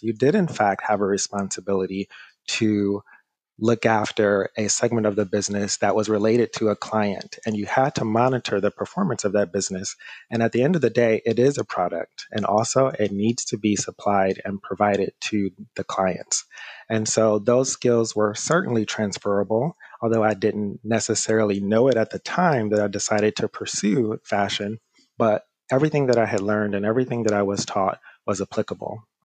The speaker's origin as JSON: {"language": "English", "town": "Detroit", "region": "Michigan", "country": "United States", "tie": "born or raised there", "moved": "as an adult", "lives_now": "Brooklyn, New York, United States", "said": "Growing up in the Motor City, most of my friends and also uh, classmates decided that they would go into the auto industry"}